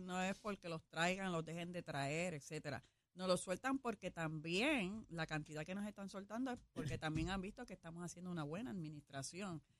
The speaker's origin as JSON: {"language": "Spanish", "country": "Puerto Rico", "said": "somos, somos de Estados Libres, pero asociados"}